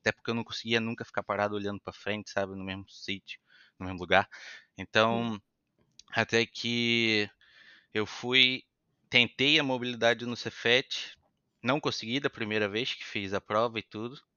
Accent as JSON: {"language": "Portuguese", "town": "Itaboraí", "region": "Rio de Janeiro", "country": "Brazil", "tie": "born or raised there", "said": "Sou de Itaboraí, né? meus pais são de Itaboraí, nasci em Itaboraí, 55 quilômetros do, do, Maracanã"}